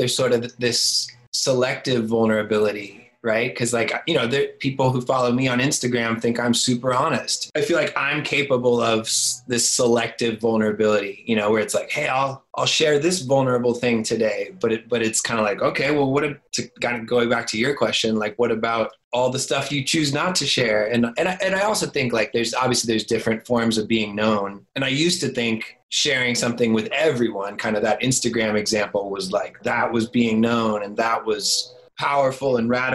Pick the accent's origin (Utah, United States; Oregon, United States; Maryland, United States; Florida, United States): Florida, United States; moved away as an adult; I moved back to my hometown in Florida